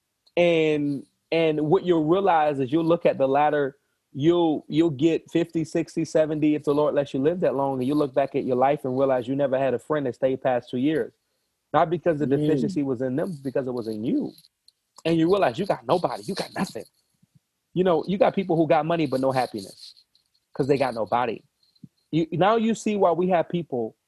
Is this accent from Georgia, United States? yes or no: yes; Savannah, Georgia, United States; I'm from Savannah